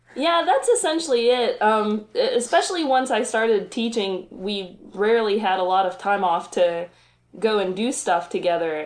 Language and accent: English; south of Roanoke, Virginia, Appalachian Mountains, United States; now in Roanoke, United States; I grew up south of here in the Appalachian Mountains